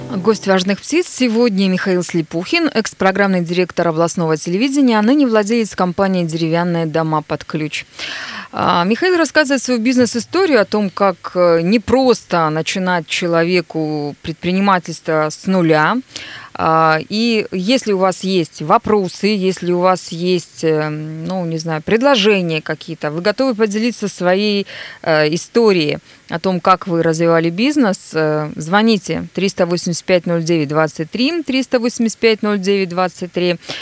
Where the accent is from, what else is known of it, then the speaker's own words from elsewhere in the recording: Nizhny Tagil, Sverdlovsk Oblast, Russia; now in Yekaterinburg, Russia; Привет, мой родной город